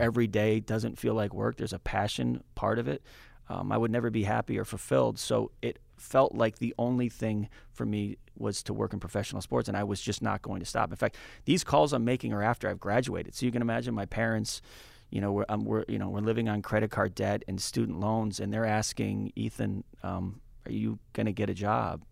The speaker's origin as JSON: {"language": "English", "region": "New England", "country": "United States", "tie": "born or raised there", "also_born_or_lived": "Minneapolis / San Francisco", "moved": "as an adult", "said": "as a kid from New England, uh, and growing up in New England"}